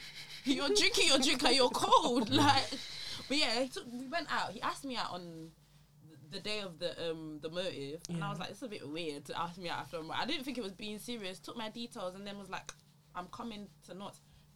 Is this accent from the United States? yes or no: no; London, United Kingdom; I'm from London.